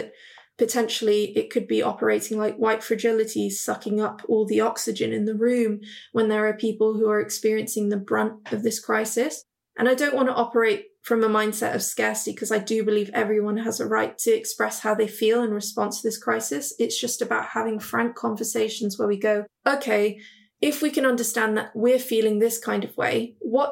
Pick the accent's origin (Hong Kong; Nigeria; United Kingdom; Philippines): Hong Kong; I'm actually from Hong Kong